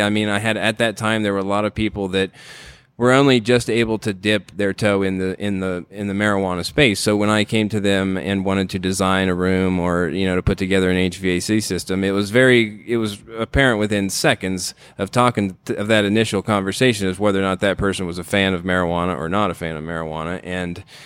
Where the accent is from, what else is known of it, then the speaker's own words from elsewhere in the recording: Ohio, United States; moved away; I grew up in Ohio in the middle of corn country